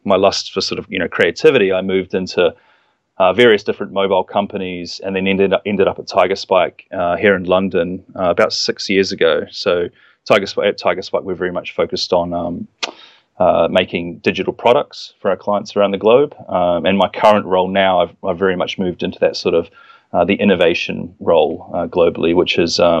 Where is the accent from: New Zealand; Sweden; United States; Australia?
New Zealand; moved away as an adult; I'm from New Zealand, but I traveled over here and studied